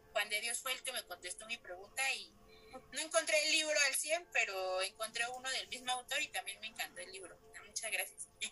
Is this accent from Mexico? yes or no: yes; Mexico; yo soy de México